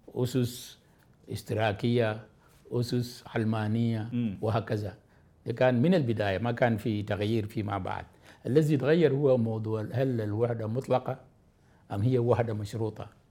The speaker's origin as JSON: {"language": "Arabic", "country": "South Sudan", "said": "مواطن من جنوب السودان"}